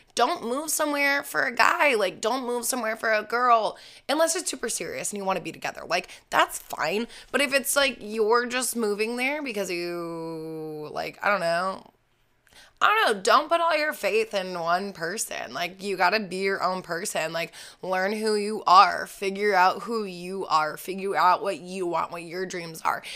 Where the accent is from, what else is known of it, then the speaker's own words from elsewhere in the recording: Falls Church, Virginia, United States; I grew up outside of Washington, D C, in a small little town called Falls Church